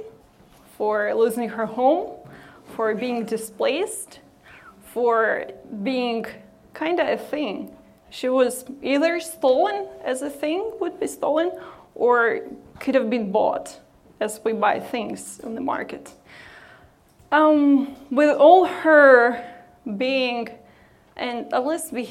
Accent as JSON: {"language": "English", "town": "Odesa", "region": "Odesa Oblast", "country": "Ukraine", "tie": "born or raised there", "moved": "as an adult", "said": "I come from Ukraine and was born and raised there"}